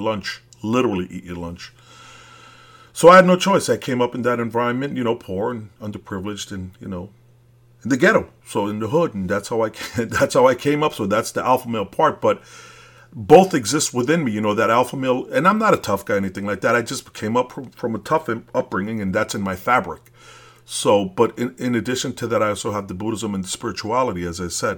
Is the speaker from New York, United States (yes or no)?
yes; New York City, New York, United States; moved away as an adult; I am from Brooklyn. I left it when I was thirty years old, so I'm a real Brooklyn dude.